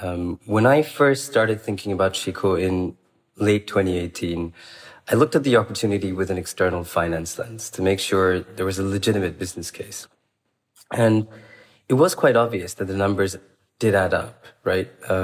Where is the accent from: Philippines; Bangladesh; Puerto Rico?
Bangladesh; moved away; Bangladesh is in many ways home. I grew up in Bangladesh